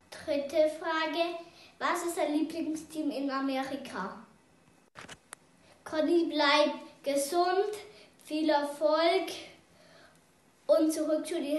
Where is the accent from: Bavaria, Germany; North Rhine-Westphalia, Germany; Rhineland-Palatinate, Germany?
Bavaria, Germany; Munich; Wir sind aus der Westvorstadt von München.